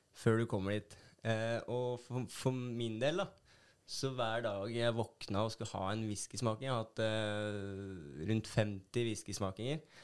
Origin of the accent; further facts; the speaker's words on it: Hønefoss, Buskerud, Norway; moved away as an adult; now in Bergen, Norway; jeg er fra Hønefoss